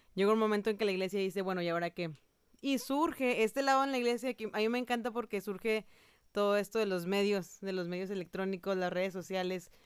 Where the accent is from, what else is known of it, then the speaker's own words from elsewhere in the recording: Mexico; yo, mexicana, estoy acá en Costa Rica